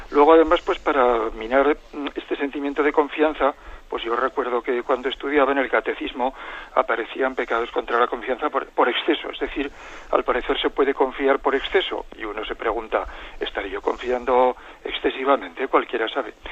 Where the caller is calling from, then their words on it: Zaragoza, Aragon, Spain; de Zaragoza.